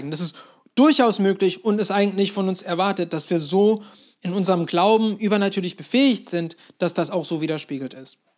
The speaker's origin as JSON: {"language": "German", "country": "Turkey", "tie": "born or raised there", "said": "Und dann haben sie kurz nach ihrer Heirat entschieden, ja, wir ziehen in die Türkei. Und so bin ich dort aufgewachsen"}